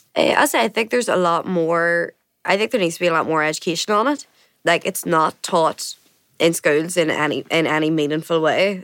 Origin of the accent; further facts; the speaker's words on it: Coalisland, County Tyrone, Northern Ireland, United Kingdom; I'm from Cullinan, County Tyrone